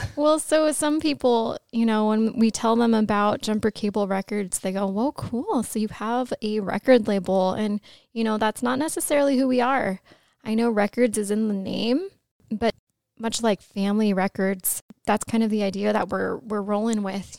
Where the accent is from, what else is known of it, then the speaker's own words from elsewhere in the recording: Los Angeles, California, United States; I grew up in Los Angeles